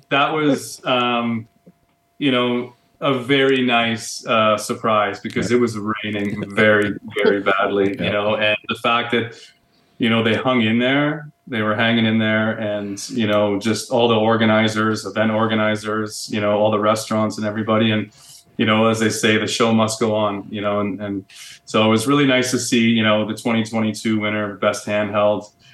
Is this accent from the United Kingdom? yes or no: no; Barrie, Ontario, Canada; moved away as an adult; also born or lived in Whistler / Toronto; now in Calgary, Canada; I grew up in Ontario. Okay. Uh, grew up uh, an hour north of Toronto in um, beautiful Barrie, Ontario